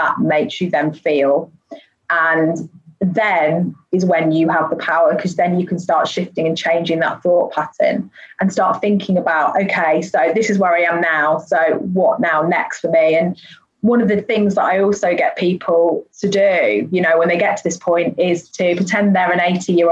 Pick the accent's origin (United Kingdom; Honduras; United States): United Kingdom; being British